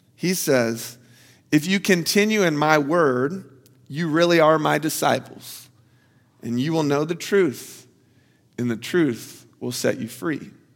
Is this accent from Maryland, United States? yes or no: no; Florida, United States; I'm from Florida